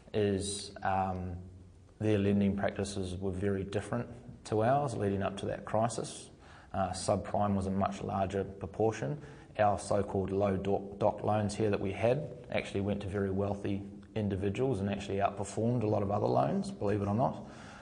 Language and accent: English; New Zealand; As a Kiwi, I can understand.